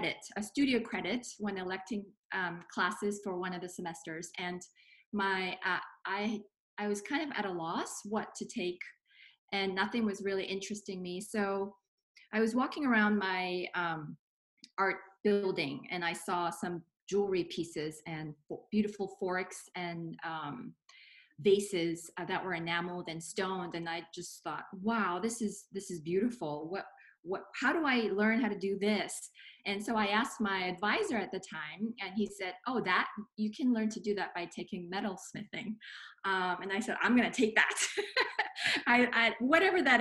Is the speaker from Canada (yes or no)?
no; Singapore; moved away; I was an art major in high school, growing up in Singapore